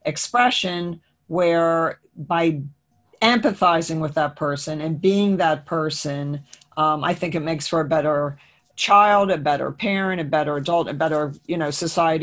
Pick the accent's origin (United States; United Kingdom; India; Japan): United States; Trenton, New Jersey; moved away as an adult; I actually grew up in this area in Trenton, New Jersey